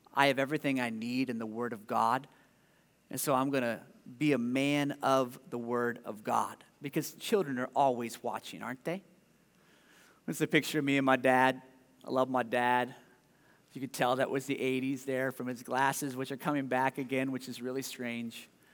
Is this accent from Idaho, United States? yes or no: no; Ohio, United States; now in Des Moines, United States; I was growing up in Ohio